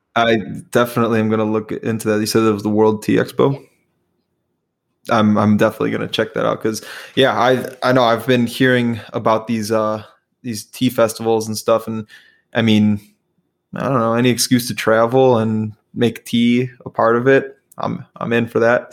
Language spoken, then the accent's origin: English; Chicago, Illinois, United States; I was actually born and raised in Chicago